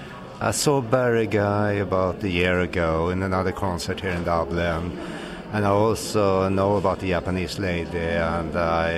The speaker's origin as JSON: {"language": "English", "country": "Sweden", "moved": "yes", "lives_now": "Ireland", "said": "I'm originally from Sweden, but I'm living here in Ireland."}